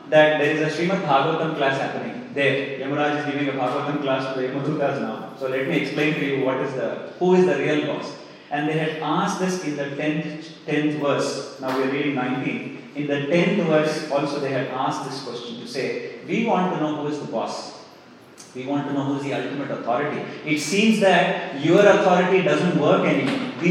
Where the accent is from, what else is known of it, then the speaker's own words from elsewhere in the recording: Australia; As an Australian, I have a different dharma.